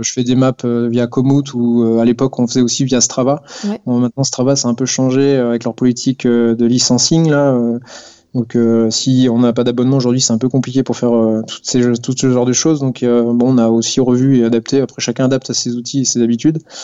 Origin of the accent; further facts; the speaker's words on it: Poitiers, Nouvelle-Aquitaine, France; moved away as an adult; now in Strasbourg, France; je viens de Poitiers